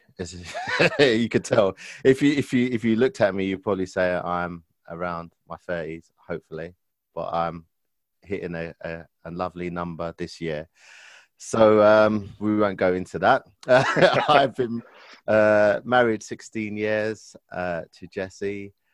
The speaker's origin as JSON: {"language": "English", "region": "London", "country": "United Kingdom", "tie": "born or raised there", "also_born_or_lived": "Enfield, London", "said": "I was born and raised in Stoke Newington, which is in London, borough of Hackney."}